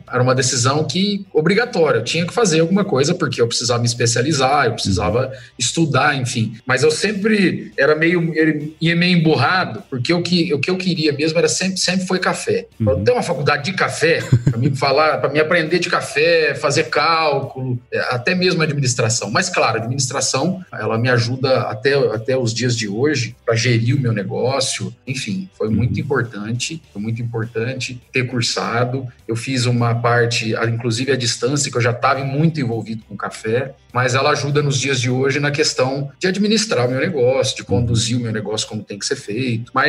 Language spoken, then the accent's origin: Portuguese; Brazil; eu sou suspeito de falar que sou brasileiro, assim, corre, meu sangue